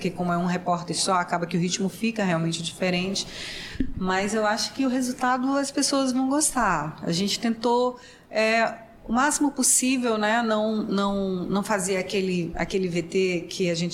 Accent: Manaus, Amazonas, Brazil; Sou de Manaus.

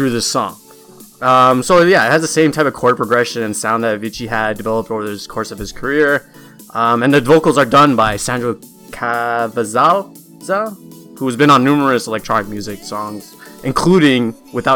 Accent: Canada; also born or lived in Toronto, Canada; I'm from Canada.

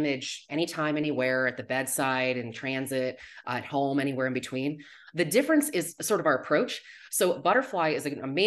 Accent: Arizona, United States; also born or lived in California; I'm originally from Arizona

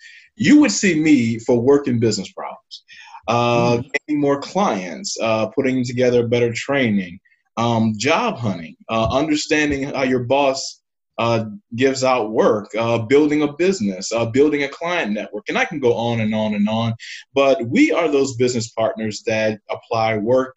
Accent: New Orleans, Louisiana, United States; now in St. Louis, United States; I'm in St. Louis, Missouri, and I'm originally from New Orleans, Louisiana

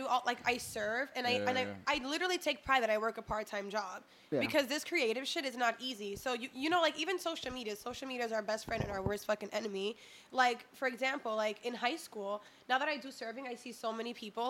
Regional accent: Elizabeth, New Jersey, United States; also born or lived in Dominican Republic; we come from Elizabeth, and when we say, well, we went to an arts high school and we represent Jeff

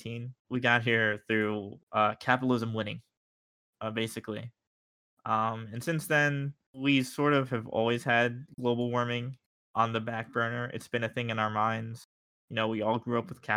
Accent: New York, United States; I'm from New York

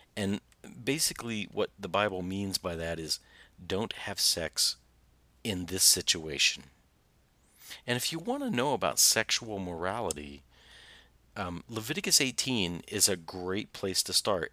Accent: Southern Indiana, United States; I'm from Southern Indiana

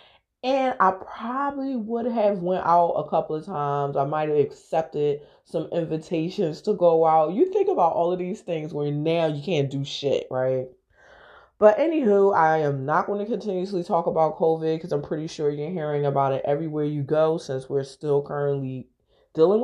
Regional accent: Philadelphia, Pennsylvania, United States; I am from Philadelphia

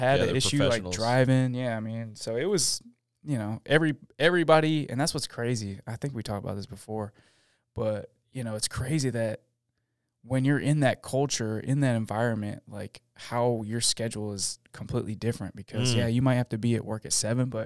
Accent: Syracuse, New York, United States; moved away; I'm from Syracuse

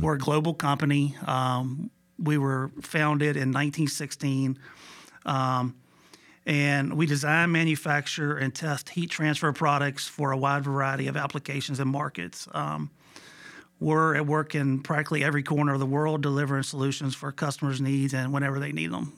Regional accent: Buena Vista, Virginia, United States; also born or lived in Hopewell, Virginia / Harrisonburg, Virginia; I was born and raised in Buena Vista, Virginia

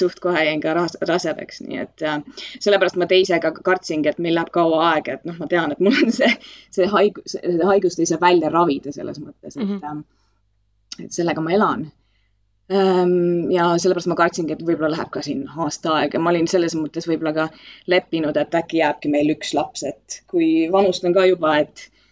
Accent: Estonia; moved away as an adult; also born or lived in Ireland / London, United Kingdom; ma olen Eestist eemal olnud kuusteist aastat. ma läksin äh, Iirimaale esialgu

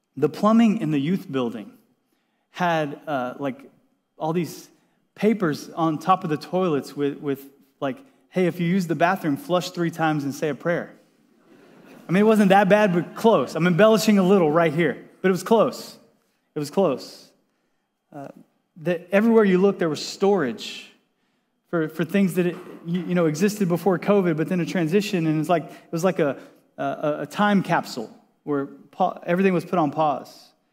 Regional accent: Texas, United States; also born or lived in Washington State; now in San Diego, United States; I grew up in Texas

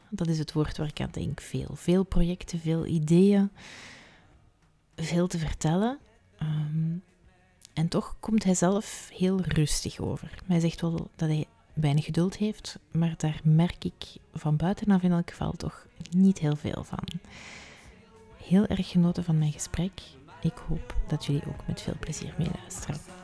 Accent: Flanders, Belgium; als Vlaming

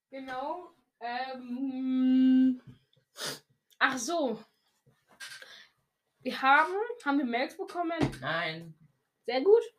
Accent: Switzerland; ich komme eben aus der Schweiz, Bruder. Ähm, deshalb sage ich morgen essen.

